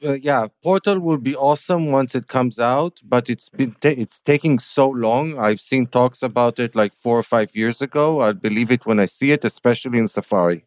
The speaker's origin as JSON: {"language": "English", "town": "Tel Aviv", "region": "Tel Aviv District", "country": "Israel", "tie": "born or raised there", "said": "in my hometown"}